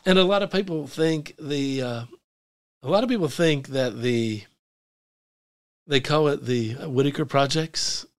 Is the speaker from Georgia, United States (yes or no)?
no; West Mifflin, Pennsylvania, United States; moved away as an adult; now in Munhall, United States; I grew up in West Mifflin.